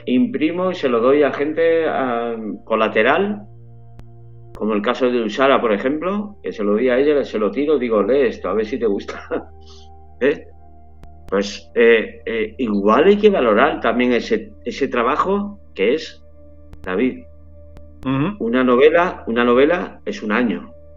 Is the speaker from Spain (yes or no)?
yes; Málaga, Andalusia, Spain; now in San Sebastián de los Reyes, Spain; yo que soy de Málaga